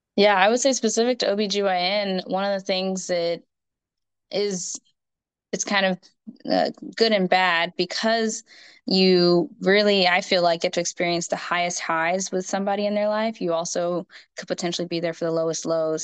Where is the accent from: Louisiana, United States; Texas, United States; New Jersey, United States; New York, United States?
Texas, United States; Houston; also born or lived in Minnesota / Fort Worth; I'm from Houston. And so that's where I am living now, but I've grown up here.